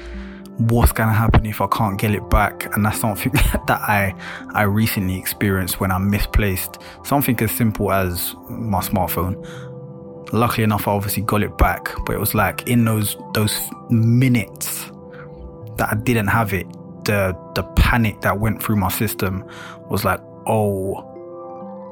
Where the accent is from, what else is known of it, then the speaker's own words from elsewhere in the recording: London, United Kingdom; a black man at that, growing up in London